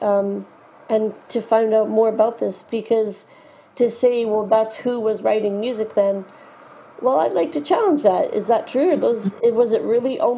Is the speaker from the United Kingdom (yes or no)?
no; Canada; As a Canadian